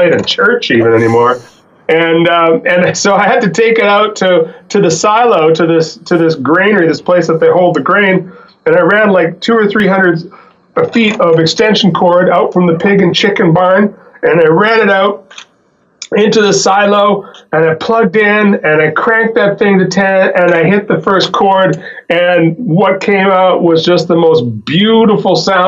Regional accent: Fort St. John, British Columbia, Canada; now in Vancouver, Canada; I grew up in northern British Columbia

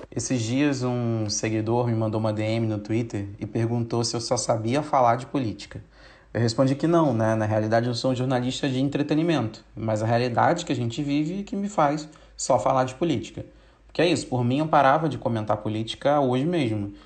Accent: São Gonçalo, Rio de Janeiro, Brazil; Eu cresci em São Gonçalo, a cidade em que o menino João Pedro foi assassinado pela PM há umas semanas atrás.

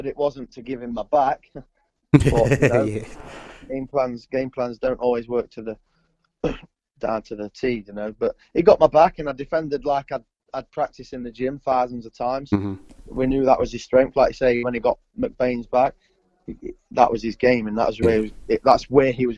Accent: Ilkeston, East Midlands, United Kingdom; I work with a Thai boxing coach in my hometown, Ipkiston, Alan Whitten.

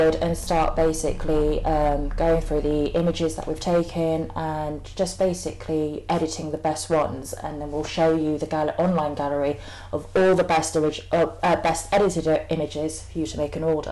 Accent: Camden, London, United Kingdom; I grew up basically on Cross Street

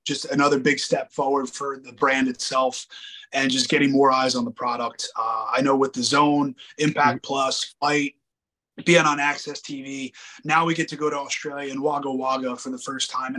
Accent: New Jersey, United States; my home state of New Jersey

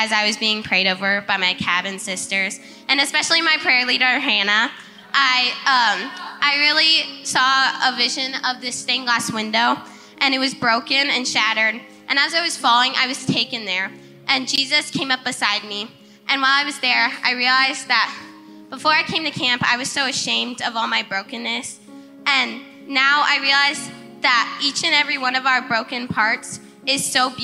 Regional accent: Fort Wayne, Indiana, United States; I'm from Fort Wayne.

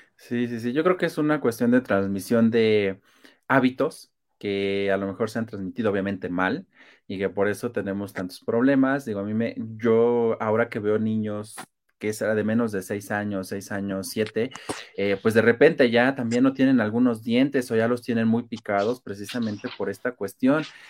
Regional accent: Mexico; somos demasiados mexicanos

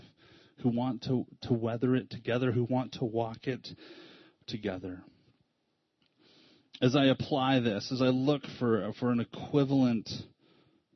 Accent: United States; an American

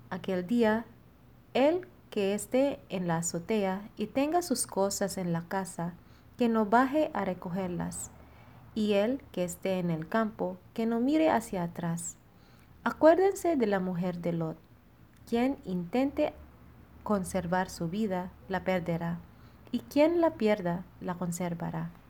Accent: Philippines; now in Monterrey; Soy Ran, misionera filipina destinada en la comunidad de Monterrey.

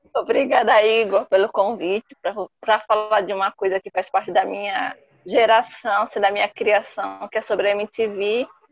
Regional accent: São Caetano do Sul, São Paulo, Brazil; Sou paulistana, nasci em São Caetano do Sul.

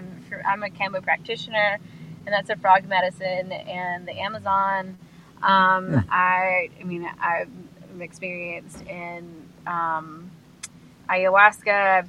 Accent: Columbus, Georgia, United States; Columbus, Georgia.

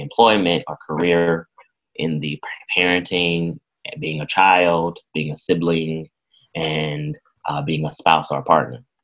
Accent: Irwin County, Southwest Georgia, United States; I was born and raised in Irwin County

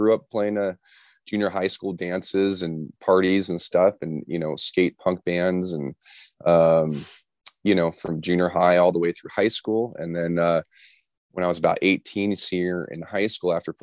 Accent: Los Angeles, California, United States; also born or lived in Orange County / San Diego; born and raised in Los Angeles, live in Orange County, went to school down in San Diego. So I'm a SoCal kid to the bone

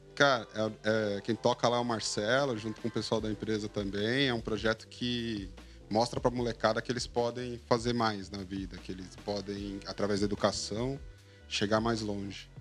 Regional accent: Brazil; born or raised there

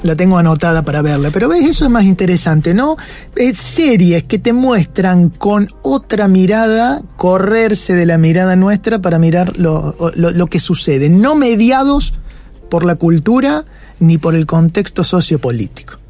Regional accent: Capilla del Monte, Córdoba, Argentina; nosotros eh, nacimos en Capilla del Monte

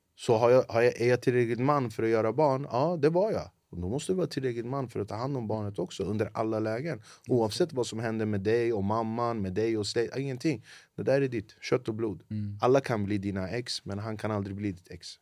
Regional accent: Flemingsberg, Stockholm County, Sweden; Jag är född och uppvuxen i Flemingsberg

